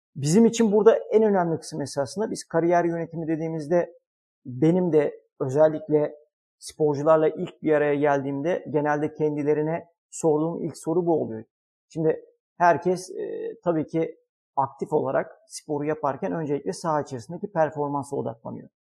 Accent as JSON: {"language": "Turkish", "region": "Istanbul", "country": "Turkey", "tie": "born or raised there", "said": "1981 İstanbul doğumluyum."}